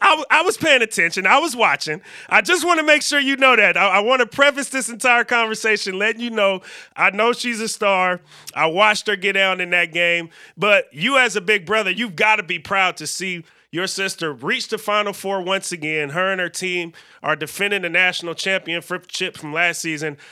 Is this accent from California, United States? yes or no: yes; Berkeley, California, United States; I am from the Bay Area as well